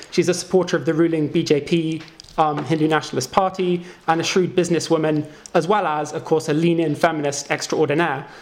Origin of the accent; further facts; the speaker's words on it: United Kingdom; moved away; British emigres who've kind of moved on to greener pastures